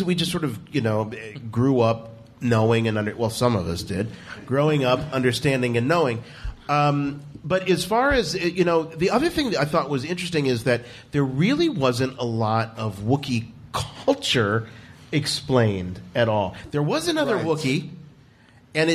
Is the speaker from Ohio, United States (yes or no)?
yes; Canton, Ohio, United States; I'm from Canton. That's how we say it. I'm from Canton.